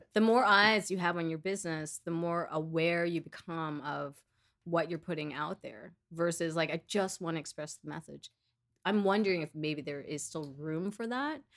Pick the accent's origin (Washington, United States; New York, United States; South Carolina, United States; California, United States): New York, United States; New York City; I was born and raised in Queens